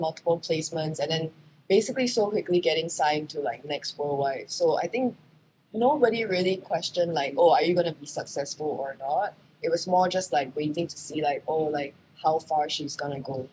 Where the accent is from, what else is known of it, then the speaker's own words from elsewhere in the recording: Singapore; moved away as an adult; also born or lived in New York, United States; I am a Singaporean model who happened to be very lucky and had most of my career in the US, in New York